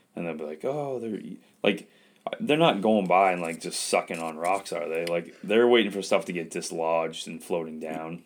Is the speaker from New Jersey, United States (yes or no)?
no; Westbrook, Maine, United States; I'm from Westbrook